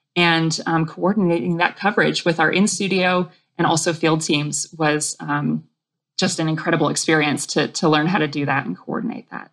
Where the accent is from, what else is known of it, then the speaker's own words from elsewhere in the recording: New England, Vermont, United States; growing up in New England, in Vermont